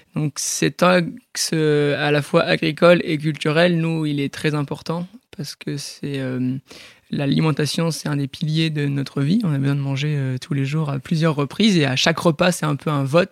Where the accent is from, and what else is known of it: Port-en-Bessin, Normandy, France; born or raised there; also born or lived in Bayeux